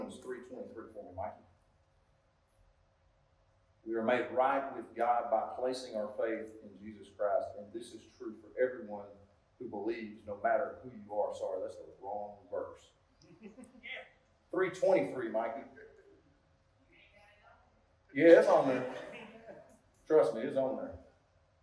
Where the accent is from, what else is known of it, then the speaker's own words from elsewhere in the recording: United States; I'm from Cass County